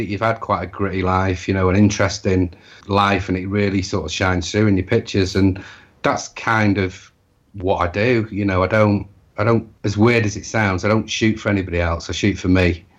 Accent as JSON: {"language": "English", "region": "Wales", "country": "United Kingdom", "said": "I'm Welsh."}